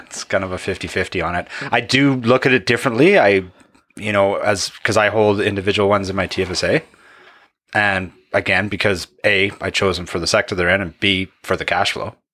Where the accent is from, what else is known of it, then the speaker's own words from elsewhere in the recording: Canada; I'm a Canadian.